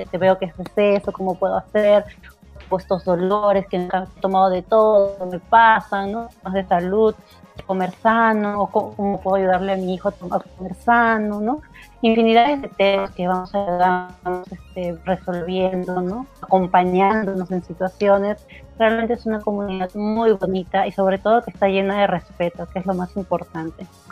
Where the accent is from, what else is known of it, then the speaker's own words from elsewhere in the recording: Lima, Peru; now in Japan; Yo vengo de Perú, de, de una zona caliente, como es la Victoria